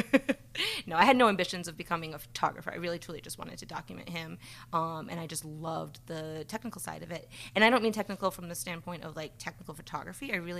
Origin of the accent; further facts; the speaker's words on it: Rhode Island, United States; also born or lived in Nebraska / Philadelphia; I grew up in Rhode Island, so I am a New Englander, born and raised, and then moved out to the Midwest for a while, then lived out in Philly, and now I'm back in Rhode Island.